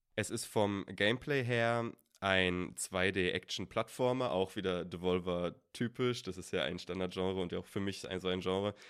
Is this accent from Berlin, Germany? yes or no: yes; Berlin, Germany; also born or lived in Wales; wir kommen beide aus Berlin